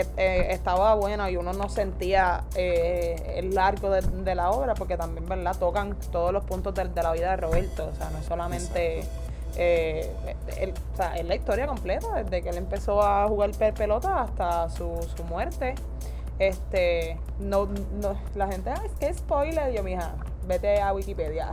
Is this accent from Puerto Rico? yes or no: yes; Ponce, Puerto Rico